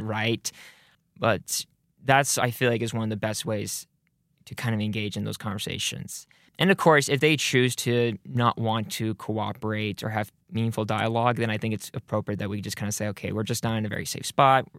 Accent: Rexburg, Idaho, United States; I grew up here in the Rexburg area

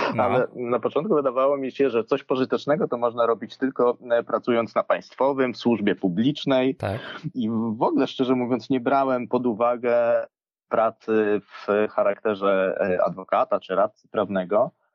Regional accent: Łęczna, Lublin Voivodeship, Poland; wychowywałem się w Łęcznej, e, niedaleko Lublina

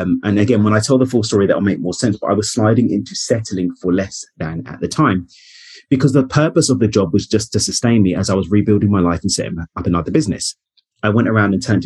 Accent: London, United Kingdom; moved away as an adult; now in Cabo San Lucas, Mexico; I'm born and raised in East London in the UK. I now live in Cabo in Mexico

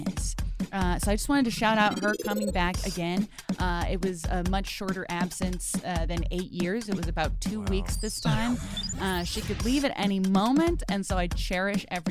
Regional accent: Brockton, Massachusetts, United States; my hometown baseball team being called the Brockton Rocks

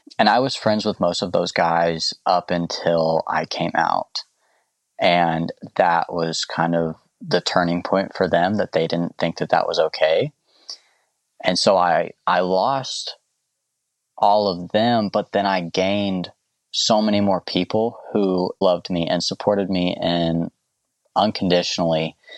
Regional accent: the South, United States; You know, growing up in the South and growing up with a mindset where maybe that's not okay for a lot of people.

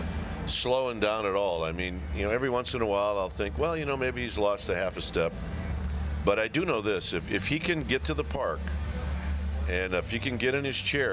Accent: Midwest, United States; I was a Midwest guy

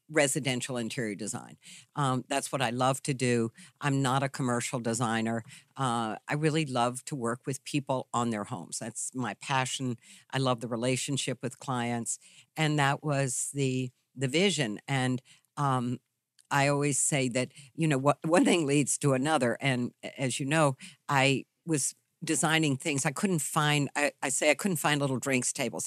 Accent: Charlottesville, Virginia, United States; born or raised there

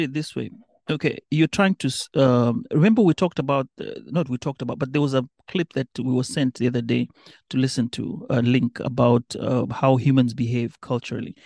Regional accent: Mombasa, Mombasa County, Kenya; first language Kambe; English is a second language; moved away as an adult; now in United States; I grew up in a nice small town called Mombasa

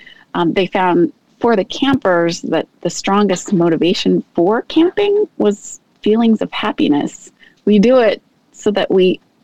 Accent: Seattle, Washington, United States; I grew up in the Pacific Northwest in Seattle.

